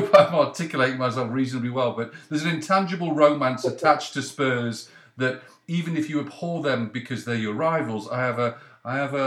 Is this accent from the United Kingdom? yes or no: yes; the North West, North West England, United Kingdom; I'm from the North West